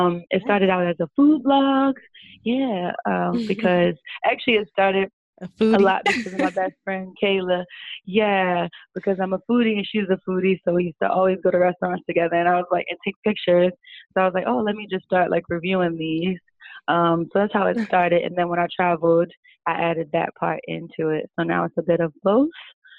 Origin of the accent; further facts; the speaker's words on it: Baltimore, Maryland, United States; you know, I'm from Baltimore, kind of like it's not a small town, but it's not like a huge city either.